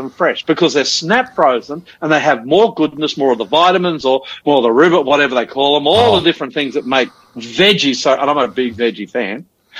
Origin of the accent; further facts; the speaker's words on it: Queensland, Australia; now in Sydney, Australia; That's Queensland, being a Queenslander.